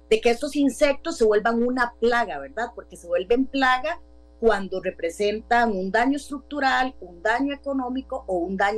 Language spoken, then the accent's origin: Spanish; Grecia, Alajuela, Costa Rica; yo soy de Grecia y tenemos truenos y relámpagos ahorita.